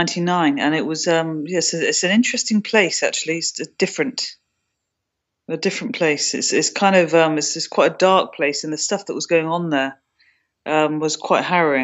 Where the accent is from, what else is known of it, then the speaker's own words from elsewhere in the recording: United Kingdom; That was actually quite rough and cold, which is interesting for me to say as a Brit.